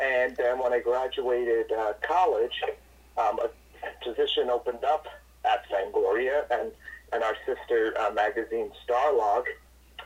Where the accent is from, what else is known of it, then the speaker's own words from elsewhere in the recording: New York City, New York, United States; I'm from Brooklyn, New York.